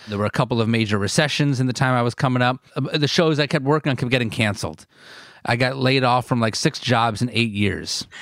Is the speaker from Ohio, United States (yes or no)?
no; Northern New Jersey, United States; I'm born and raised in New Jersey